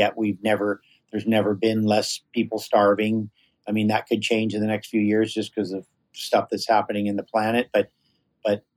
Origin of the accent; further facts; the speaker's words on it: Hawaii, United States; growing up in Hawaii with kind of more of a Polynesian philosophy